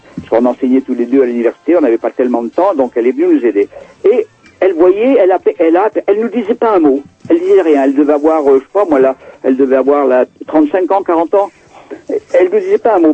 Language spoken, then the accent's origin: French; France; moved away; moi je suis français, je suis européen, je, ne suis pas, je suis pas né ici